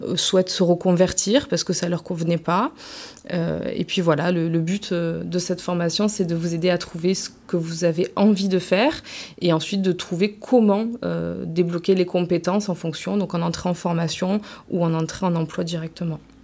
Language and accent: French; Marseille, Provence-Alpes-Côte d'Azur, France; now in Vitrolles, France; j'ai grandi à Marseille, je suis arrivée à Vitrolles euh, euh, vers 18 ans